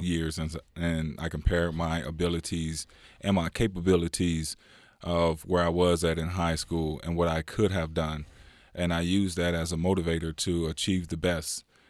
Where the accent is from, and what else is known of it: California, United States; born or raised there; also born or lived in Louisiana